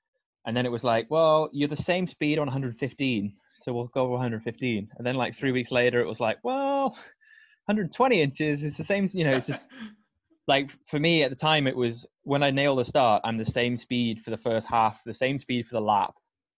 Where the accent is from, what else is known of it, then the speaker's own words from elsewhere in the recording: Scotland, United Kingdom; I am Scottish, despite my accent.